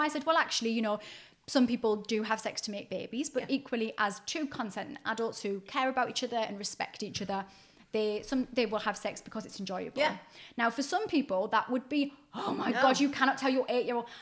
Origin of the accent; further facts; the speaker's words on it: Newcastle upon Tyne, North East England, United Kingdom; where I grew up in Newcastle